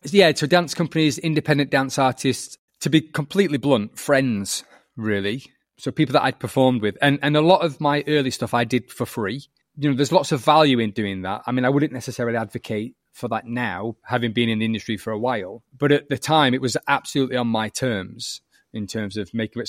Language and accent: English; the north of England, United Kingdom; accent: northern; I'm northern. You might notice that from my accent